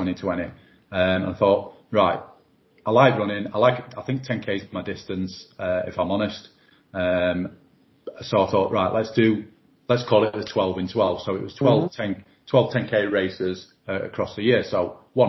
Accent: Doncaster, Yorkshire and the Humber, United Kingdom; born or raised there

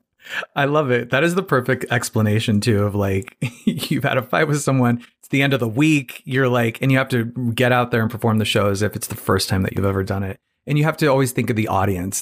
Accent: Phoenix, Arizona, United States; moved away; I'm from Phoenix, Arizona originally

